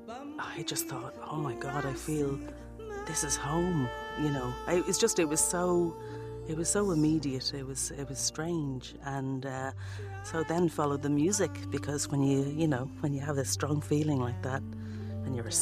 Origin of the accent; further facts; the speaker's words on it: Dublin, Leinster, Ireland; moved away as an adult; also born or lived in London / New York; I'm from Walkinstown in Dublin